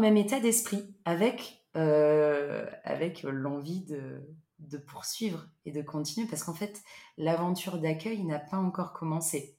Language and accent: French; Loir-et-Cher, Centre region, Centre-Val de Loire, France; moved away as an adult; also born or lived in Paris / Basque Country; now in Bordeaux, France; je suis originaire de région centre du Loir-et-Cher où j'ai vécu pendant 18 ans